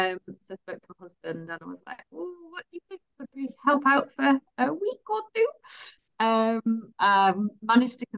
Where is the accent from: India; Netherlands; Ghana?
Netherlands; moved away as an adult; also born or lived in Dubai; now in West Yorkshire, United Kingdom; am from Holland originally, but I've got a British mother and a British husband